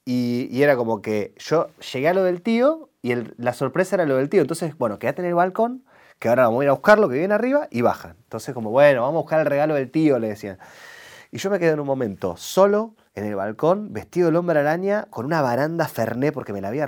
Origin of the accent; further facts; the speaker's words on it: Rosario, Santa Fe, Argentina; Y yo ahí como, para esto me vine de Rosario.